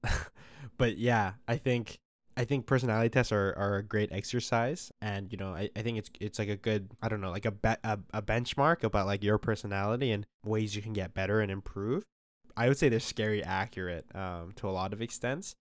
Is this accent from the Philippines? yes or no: no; Calgary, Alberta, Canada; moved away as an adult; now in Toronto, Canada; I'm from Calgary